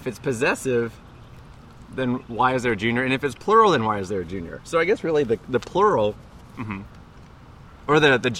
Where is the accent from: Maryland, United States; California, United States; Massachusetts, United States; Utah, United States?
California, United States; moved away; when I was a kid, I grew up in California